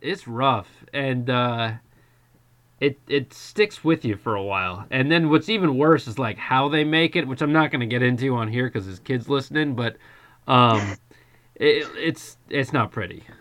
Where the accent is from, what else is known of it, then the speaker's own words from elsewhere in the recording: United States; growing up in the United States